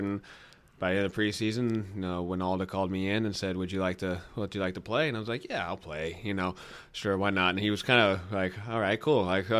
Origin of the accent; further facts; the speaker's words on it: Atlanta, Georgia, United States; moved away as an adult; now in Austin, United States; Yeah, and I'm actually born and raised in Atlanta